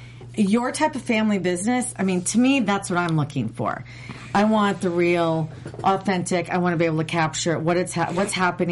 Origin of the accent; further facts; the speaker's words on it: Minnesota, United States; I grew up in Minnesota, and I grew up fishing